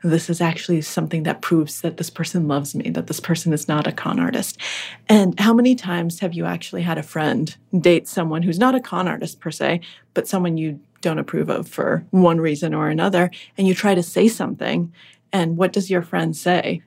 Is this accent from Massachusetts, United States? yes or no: yes; Acton, Massachusetts, United States; English is a second language; also born or lived in Russia; I grew up in Acton, Massachusetts, which is one of the northwest suburbs of Boston.